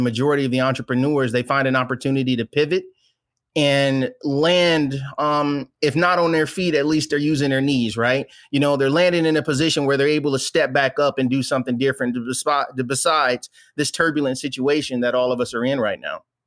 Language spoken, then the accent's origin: English; Flint, Michigan, United States; moved away as an adult; born and raised in a little place called Flint, Michigan